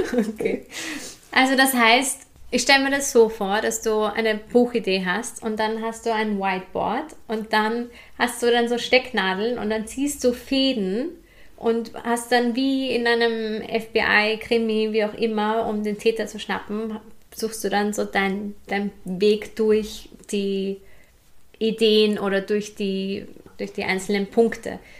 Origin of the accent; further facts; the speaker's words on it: Hinterbrühl, Lower Austria, Austria; ich komme ja auch aus der Hinterpol